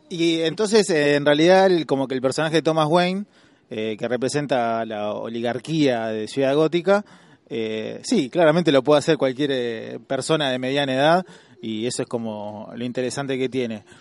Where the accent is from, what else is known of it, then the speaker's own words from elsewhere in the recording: Argentina; como somos eh, argentinos